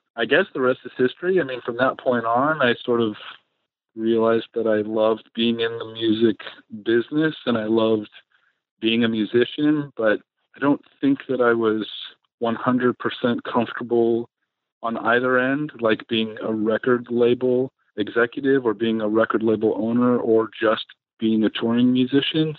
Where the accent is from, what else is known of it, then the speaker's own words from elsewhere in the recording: San Francisco, California, United States; moved away as an adult; also born or lived in Los Angeles; I grew up in San Francisco in the 80s, the punk scene up there